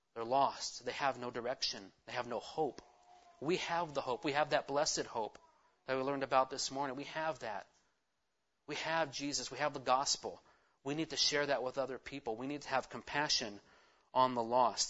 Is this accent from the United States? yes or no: yes; California, United States; I'm a Californian.